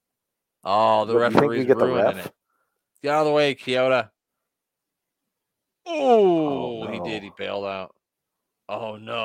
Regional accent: Midwest, United States; we are from the Midwest

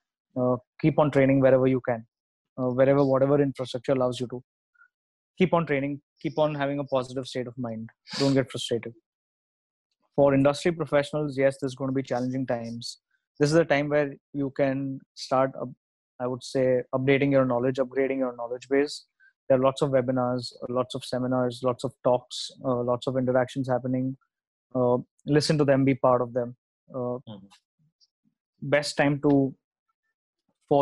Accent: India; Out here, as the Indian society

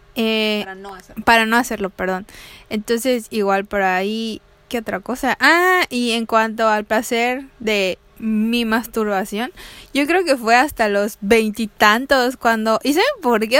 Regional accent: Yucatán, Mexico; como mujer latina, mexicana, yucateca, aquí en nuestros rumbos

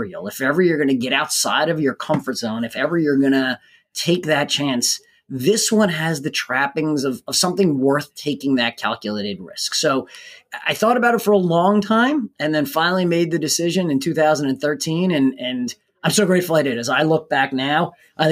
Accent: New Jersey, United States; I grew up in New Jersey and attended Rutgers University.

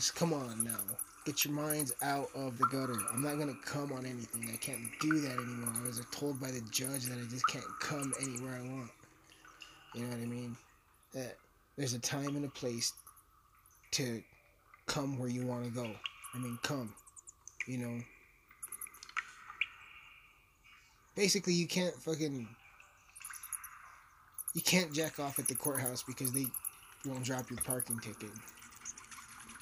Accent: Texas, United States; I'm from Texas

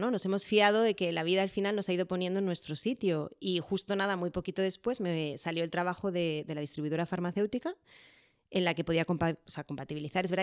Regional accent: Madrid, Community of Madrid, Spain; also born or lived in Jerez; nos volvimos a mover a Madrid porque en realidad somos de Madrid y al final, bueno, pues nuestro destino final queríamos que fuera Madrid

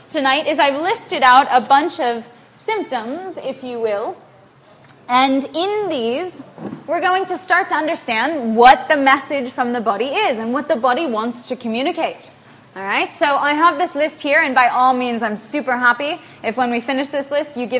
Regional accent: the middle of the United States, Midwest, United States; moved away as an adult; I grew up in the United States, in the middle of the United States

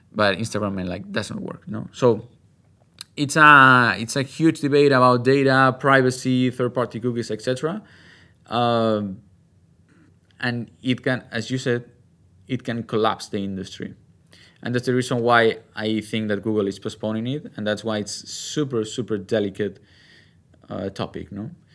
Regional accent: Spain; my home country, from Spain

